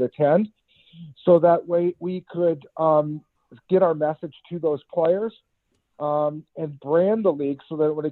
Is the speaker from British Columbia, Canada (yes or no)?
no; Kitchener, Ontario, Canada; growing up in Kitchener, you know, I played youth hockey